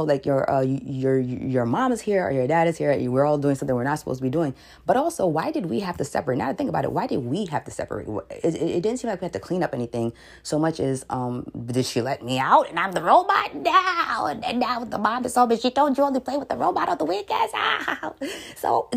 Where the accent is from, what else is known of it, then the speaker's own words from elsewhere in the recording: New York City, New York, United States; I'm from New York City